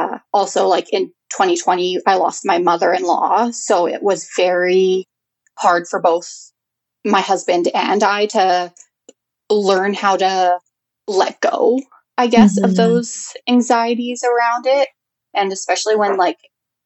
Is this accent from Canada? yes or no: yes; Prince George, British Columbia, Canada; I was born and raised in Prince George.